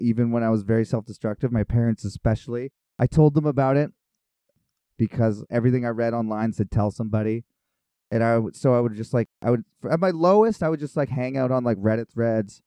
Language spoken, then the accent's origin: English; Kelowna, British Columbia, Canada; I'm from Kelowna.